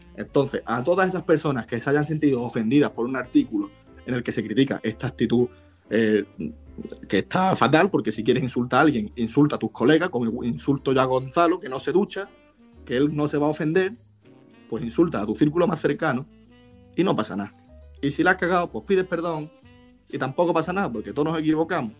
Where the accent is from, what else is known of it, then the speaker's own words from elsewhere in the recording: Spain; podíamos utilizar antes los españoles